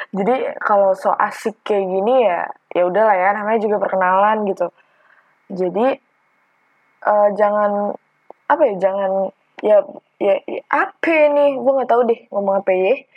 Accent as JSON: {"language": "Indonesian", "town": "Tangerang", "region": "Banten", "country": "Indonesia", "lives_now": "Malang, Indonesia", "said": "gue adalah mahasiswa perantau dari Tangerang ke Malang untuk kuliah."}